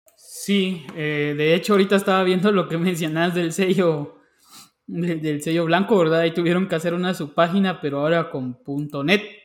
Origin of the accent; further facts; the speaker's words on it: Guatemala; yo como guatemalteco